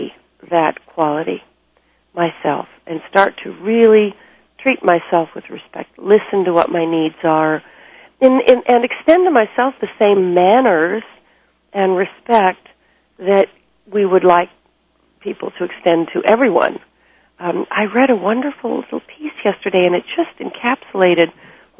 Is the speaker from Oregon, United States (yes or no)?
no; Minnesota, United States; moved away; also born or lived in New York City; I was raised in Minnesota, and I was actually born in New York City, but I was raised with the Minnesota sensibilities